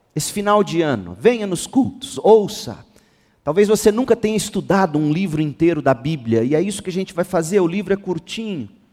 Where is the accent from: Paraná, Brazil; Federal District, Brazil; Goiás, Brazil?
Goiás, Brazil; Goiânia; A nossa cidade, Goiânia, é uma das que tem o maior número de evangélicos no país